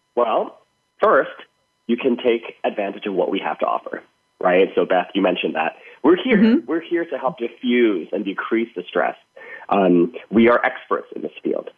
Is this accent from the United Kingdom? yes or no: no; Thailand; moved away; growing up in Thailand